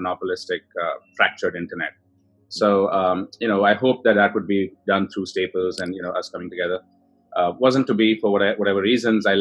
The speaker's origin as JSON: {"language": "English", "town": "Bangalore", "region": "Karnataka", "country": "India", "tie": "born or raised there", "moved": "as an adult", "said": "I grew up in India, in Bangalore"}